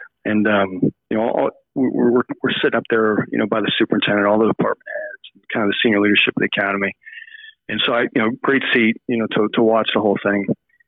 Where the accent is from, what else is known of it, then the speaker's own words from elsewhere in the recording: Phoenix, Arizona, United States; And when he retired, we settled in Phoenix. So I went to kind of middle school and high school in Phoenix, Arizon